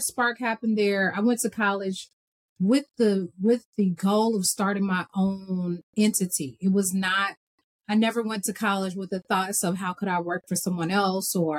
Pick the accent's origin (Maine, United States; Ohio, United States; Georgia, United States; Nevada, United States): Georgia, United States; Atlanta; Born and raised in Atlanta, Georgia.